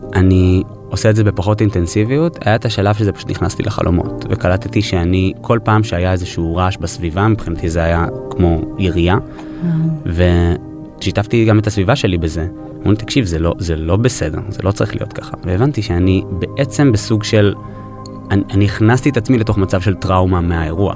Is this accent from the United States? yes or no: yes; New York, United States; נולדתי בניו יורק, ההורים שלי ישראלים, אבל היינו באים לבקר הרבה בקיבוץ